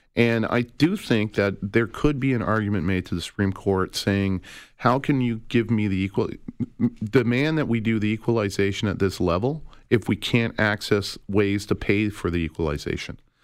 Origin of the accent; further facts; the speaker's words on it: Calgary, Alberta, Canada; now in Toronto, Canada; I grew up in Calgary